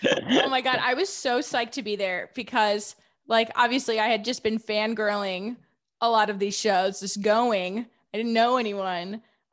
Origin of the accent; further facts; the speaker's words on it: Midwest, United States; I feel like I'm from the Midwest and Boston just seems so icy in comparison.